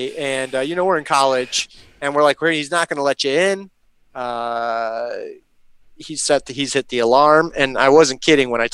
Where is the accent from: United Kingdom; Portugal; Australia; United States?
United States; Chicago, Illinois; I'm from Chicago